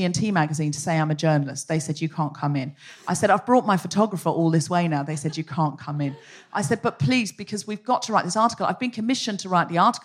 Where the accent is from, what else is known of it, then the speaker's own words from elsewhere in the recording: Australia; I'm Australian.